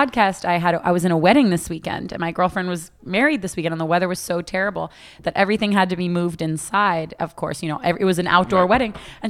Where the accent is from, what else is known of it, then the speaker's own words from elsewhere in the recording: Florida, United States; I'm native. A Florida native